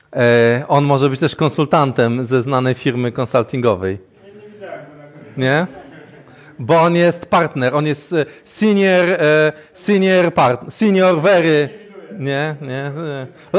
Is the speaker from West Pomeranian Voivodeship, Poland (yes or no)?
yes; Świdwin, West Pomeranian Voivodeship, Poland; jestem ze Świdwina